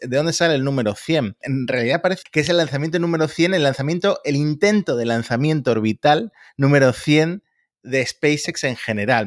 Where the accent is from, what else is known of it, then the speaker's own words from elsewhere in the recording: Argentina; que soy argentino